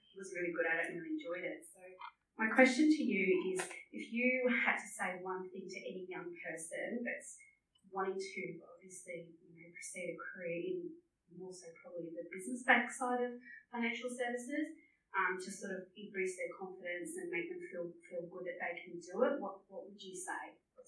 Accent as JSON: {"language": "English", "town": "Melbourne", "region": "Victoria", "country": "Australia", "moved": "as an adult", "said": "I was transferred from Melbourne to Queensland in my early 20s in business banking."}